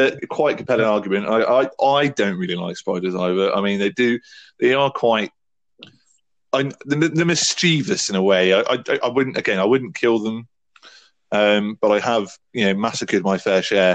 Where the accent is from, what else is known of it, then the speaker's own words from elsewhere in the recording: England, United Kingdom; being English or British